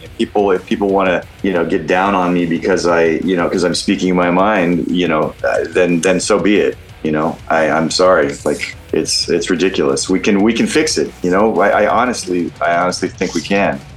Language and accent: English; Oregon, United States; I'm I'm from Oregon